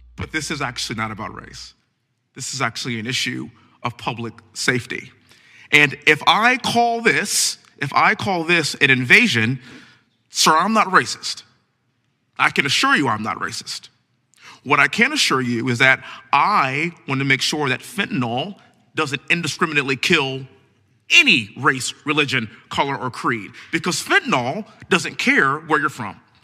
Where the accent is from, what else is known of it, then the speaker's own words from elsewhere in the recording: Texas, United States; also born or lived in Houston; born and raised in Texas, living in Houston